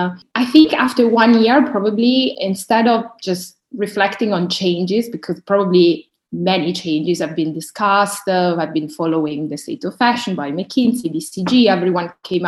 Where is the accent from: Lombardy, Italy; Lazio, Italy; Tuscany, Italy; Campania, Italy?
Lombardy, Italy; Milan; now in London, United Kingdom; I was born and raised up in Milan from an Eritrean family, and now I'm working in London